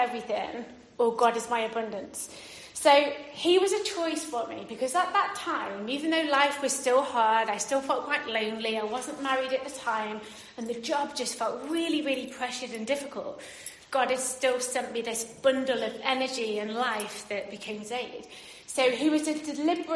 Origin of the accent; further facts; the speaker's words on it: Derbyshire, East Midlands, United Kingdom; moved away as an adult; also born or lived in Paisley, Scotland; I moved from Derbyshire, which is where I grew up to Scotland